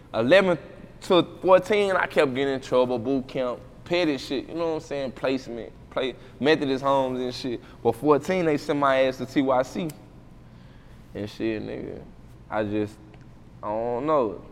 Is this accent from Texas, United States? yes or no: yes; Waco, Texas, United States; moved away; Parkside, I'm from Parkside